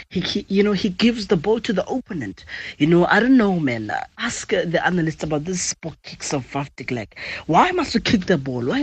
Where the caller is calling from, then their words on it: Komani, Eastern Cape, South Africa; I'm to from Komani in Queenstown.